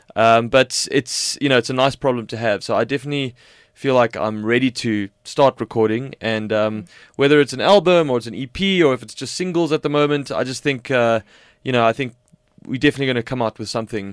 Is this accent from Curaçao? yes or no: no; South Africa; being South African